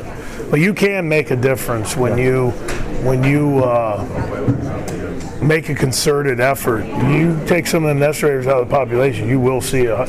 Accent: Williamsport, Pennsylvania, United States; also born or lived in Scranton/Wilkes-Barre, Pennsylvania; I grew up around Williamsport in the central part.

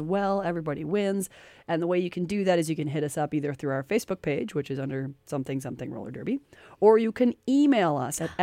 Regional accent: United States; I grew up in America

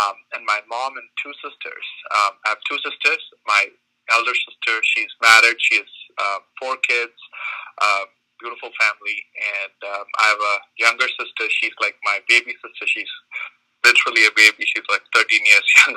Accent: Kerala, India; moved away; I was born in India in the state of Kerala

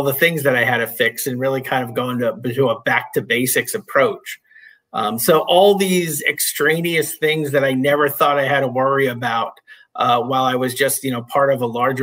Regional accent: Northeast Pennsylvania, United States; I grew up in Northeast Pennsylvania, up in the coal region

